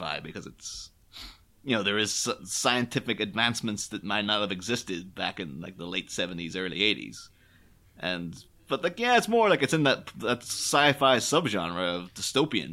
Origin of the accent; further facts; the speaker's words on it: Northern Ireland, United Kingdom; my hometown in, you know, Chaban in Northern Ireland